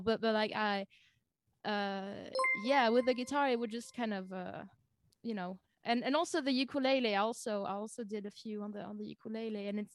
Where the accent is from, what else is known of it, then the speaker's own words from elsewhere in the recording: close to Lausanne, Vaud, Switzerland; first language French; English is a second language; also born or lived in Germany; I'm from Switzerland.